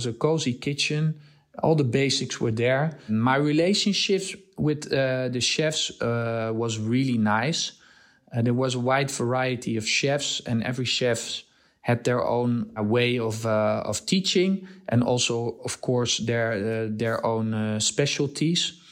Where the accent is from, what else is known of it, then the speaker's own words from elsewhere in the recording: Nigeria; also born or lived in Netherlands; now in Amsterdam, Netherlands; I was born in Holland and I grew up in uh, Africa, in Nigeria.